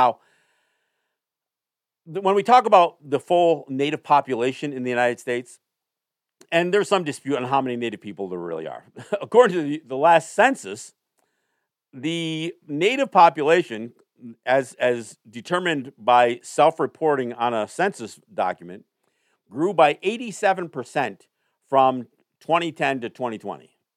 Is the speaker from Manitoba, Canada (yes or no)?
no; Kahnawake, Quebec, Canada; Again, as I sit here today, I am Mohawk from Kahnawake. My family's from Kahnawake, but I am not.